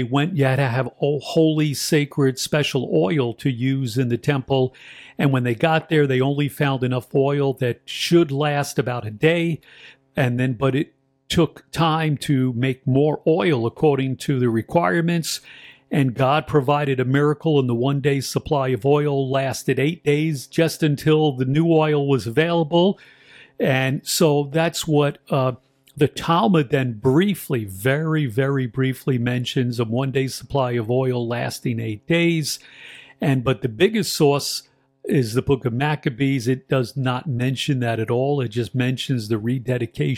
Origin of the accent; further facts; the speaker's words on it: New York City, New York, United States; accent: New York; I'm from New York, so we got our own little dialect in New York City